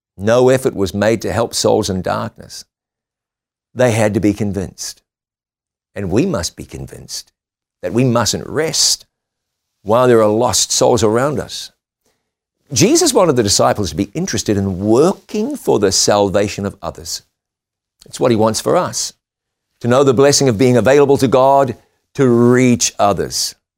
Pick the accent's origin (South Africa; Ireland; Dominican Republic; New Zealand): New Zealand; moved away; my home country of New Zealand